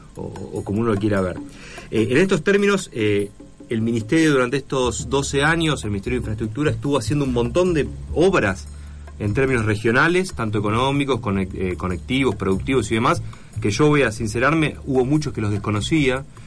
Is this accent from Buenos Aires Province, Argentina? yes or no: yes; La Matanza, Buenos Aires Province, Argentina; yo me crié, digamos, en La Matanza